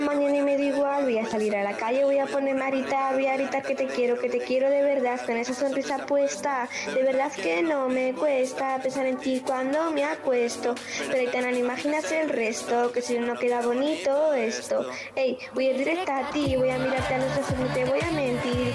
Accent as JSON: {"language": "Spanish", "town": "Palencia", "region": "Castile and León", "country": "Spain", "said": "tengo 11 años y soy de Palencia."}